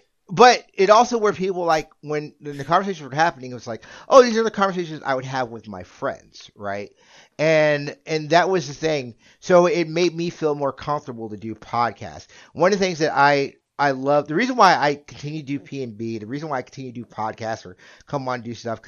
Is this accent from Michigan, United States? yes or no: no; Jacksonville, Florida, United States; When I was growing up in Jacksonville is a port city. We have a military base.